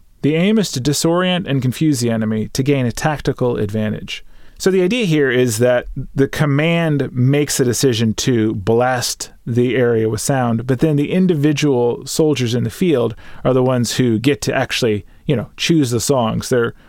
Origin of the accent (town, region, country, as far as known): San Antonio, Texas, United States; born or raised there